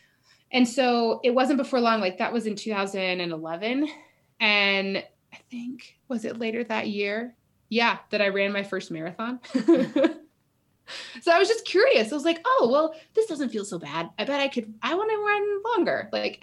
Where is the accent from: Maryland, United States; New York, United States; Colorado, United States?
Colorado, United States; Fort Collins; I grew up in Fort Collins, Colorado